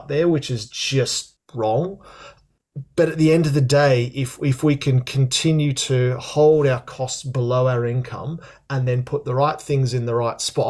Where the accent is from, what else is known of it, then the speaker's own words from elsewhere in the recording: Australia; moved away as an adult; also born or lived in London, United Kingdom; now in United Kingdom; I'm Australian originally, John. I moved over here in 2000